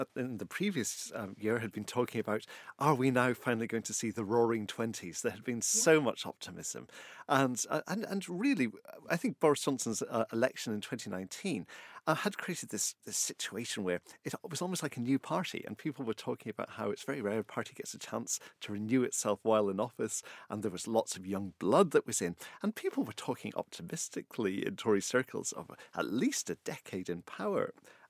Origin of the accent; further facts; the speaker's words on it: Northern Ireland, United Kingdom; And I grew up in Northern Ireland, and friends were telling me that they couldn't import baby clothes that they're ordering on the internet.